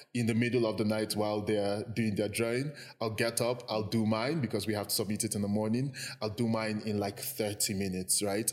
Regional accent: Jos, Plateau, Nigeria; born or raised there; also born or lived in Lagos, Nigeria / Anambra State, Nigeria

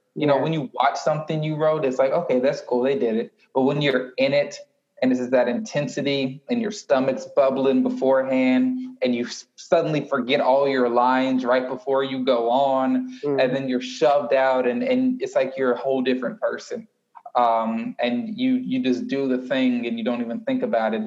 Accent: Houston, Texas, United States; growing up in Houston, Texas, listening to 90, 97.9 and 102.1.

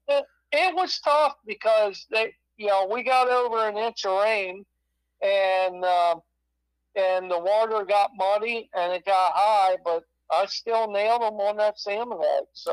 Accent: Pennsylvania, United States; now in New York, United States; I grew up in Pennsylvania, and I moved up here in New York

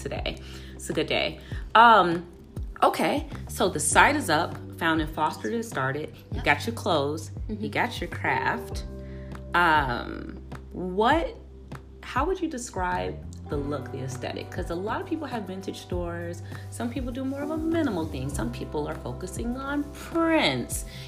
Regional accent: Chicago, Illinois, United States; moved away as an adult; now in Los Angeles, United States; I'm from Chicago, Illinois

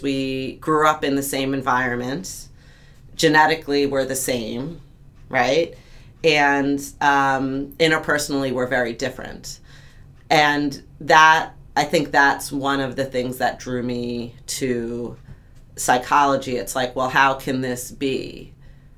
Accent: Long Island, New York, United States; I grew up in New York, Long Island

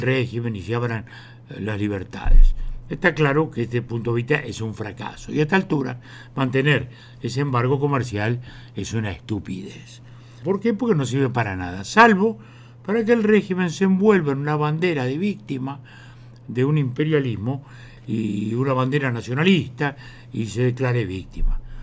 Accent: Uruguay; como uruguayos

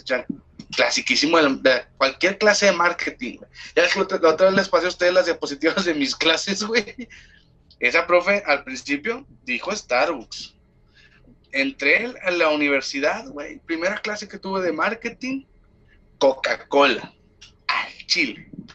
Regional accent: Monterrey, Nuevo León, Mexico; Somos de, nosotros de Monterrey. Eh, orgullosos de ser regiomontanos

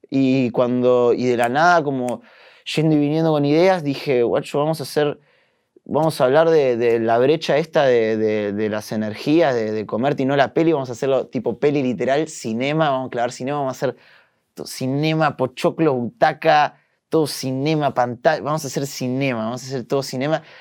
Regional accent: Uruguay; also born or lived in Brussels, Belgium / Flanders, Belgium; Y nací en Bélgica. Nací en, Bruselas, pero viví en Flandria, en el norte, en, en Vlaanderen. Viví ahí ocho años y después nos mudamos a Uruguay.

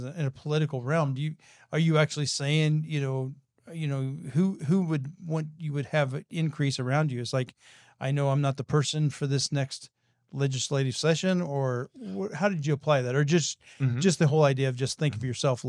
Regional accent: Kansas, United States; I grew up in Kansas

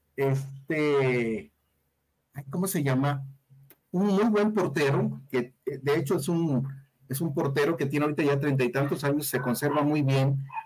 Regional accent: Guadalajara, Jalisco, Mexico; yo soy del barrio de Miscalcingo

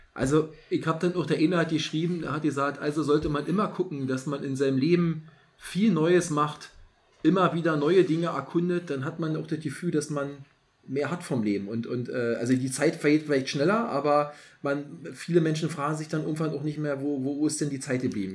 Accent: East Germany, Germany; Bei uns in der DDR, also mhm. als ich noch Kind war, war ja noch DDR

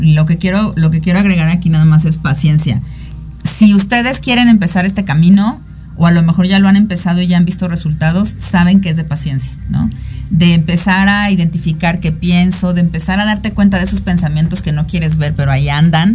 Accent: Mexico; yo también soy mexicana

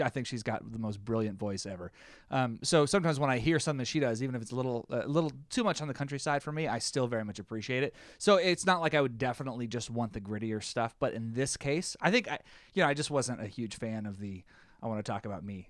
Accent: the South, United States; I'm from the South

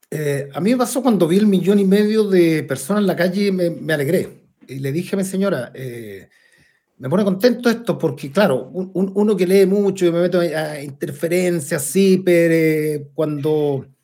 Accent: Puente Alto, Santiago Metropolitan Region, Chile; me crié en Ponte Alto, en otro Ponte Alto

